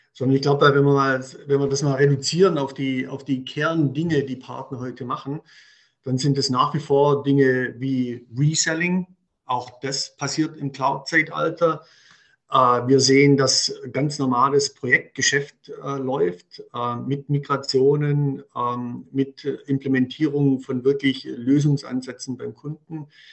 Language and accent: German; Swabia, Germany; accent: Swabian; moved away as an adult; now in Munich, Germany; wie man wahrscheinlich unschwer raushört, bin ich Schwabe, kann das auch nach 30 Jahren München nicht verbergen